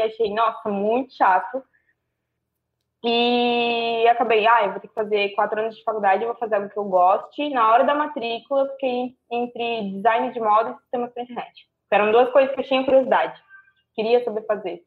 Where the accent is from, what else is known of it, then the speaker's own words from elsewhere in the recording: Itajaí, Santa Catarina, Brazil; Itajaí, Santa Catarina